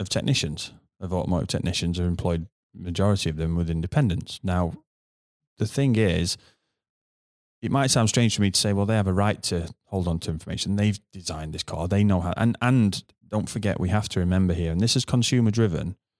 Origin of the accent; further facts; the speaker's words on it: United Kingdom; as a Brit